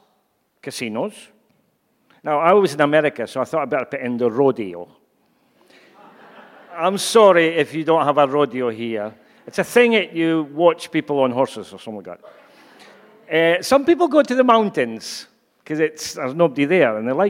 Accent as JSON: {"language": "English", "region": "Scotland", "country": "United Kingdom", "said": "I'm sure you've gathered by now that I'm Scottish."}